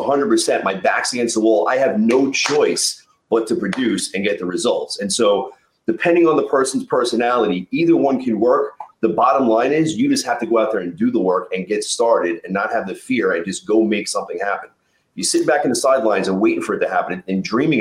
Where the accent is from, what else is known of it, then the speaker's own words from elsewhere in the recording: New York, United States; I'm a New Yorker